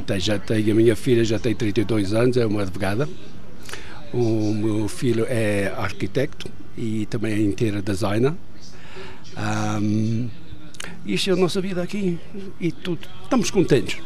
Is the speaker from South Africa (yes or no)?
yes; South Africa; accent: Madeira; also born or lived in Madeira, Portugal; vim para a África do Sul, tinha 5 anos, estudei aqui na África do Sul